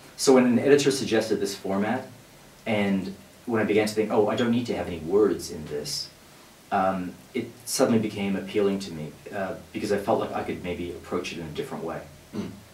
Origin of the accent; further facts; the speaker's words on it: Australia; I grew up in Australia, where the First World War figures very, um, in a big way